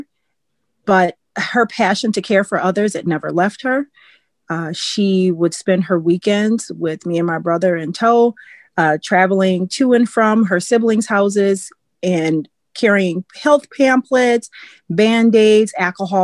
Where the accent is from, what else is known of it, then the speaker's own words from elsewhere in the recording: Milwaukee, Wisconsin, United States; I live in Wisconsin, and I was born and raised in Milwaukee, which is the larger city in Wisconsin